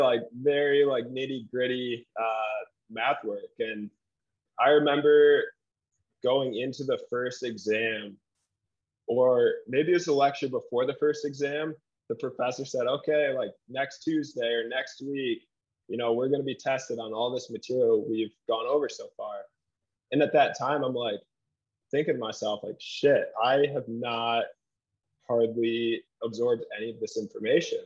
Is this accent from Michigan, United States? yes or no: yes; Grand Rapids, Michigan, United States; moved away as an adult; now in Salt Lake City, United States; I'm from Grand Rapids, Michigan